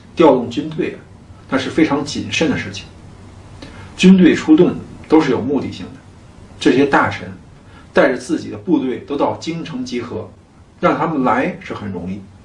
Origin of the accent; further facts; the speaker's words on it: China; 我们中国人